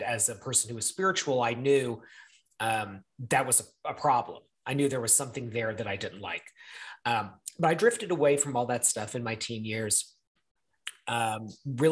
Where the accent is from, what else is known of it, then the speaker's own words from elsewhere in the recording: the South, United States; growing up in the South in the 90s, 80s and 90s